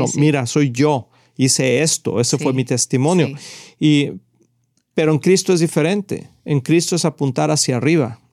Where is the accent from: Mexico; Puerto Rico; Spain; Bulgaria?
Mexico; nacimos en México